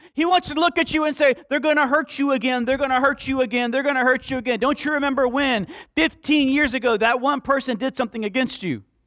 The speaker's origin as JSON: {"language": "English", "town": "Slapout", "region": "Alabama", "country": "United States", "tie": "born or raised there", "said": "I was raised in Slapout, Alabama."}